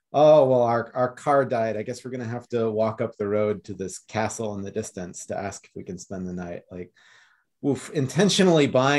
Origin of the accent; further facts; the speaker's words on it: Austin, Texas, United States; the hospital that I was born in Austin